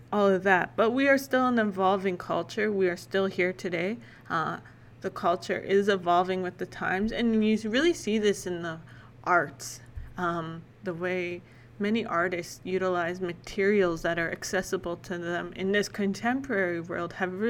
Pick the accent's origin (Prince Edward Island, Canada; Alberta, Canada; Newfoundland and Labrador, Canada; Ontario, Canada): Alberta, Canada; Lac La Biche; moved away as an adult; also born or lived in Edmonton / Saskatoon; I grew up in Lac-La-Biche, Alberta, however, and currently I call Lac-La-Biche home again